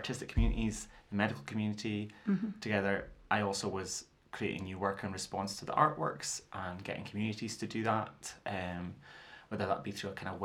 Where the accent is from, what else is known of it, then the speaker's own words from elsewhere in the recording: Fraserburgh, Scotland, United Kingdom; accent: broad Doric; also born or lived in Peterhead; I grew up in Fraserburgh in Peterhead, so I spoke broad Doric and do still speak broad